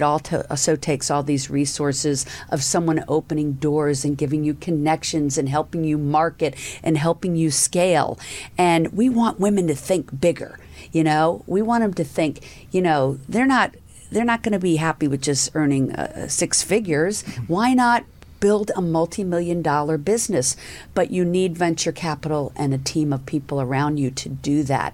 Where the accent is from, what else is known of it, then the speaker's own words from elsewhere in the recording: the South, United States; accent: southern; I, I see my southern accent jumped in there for a second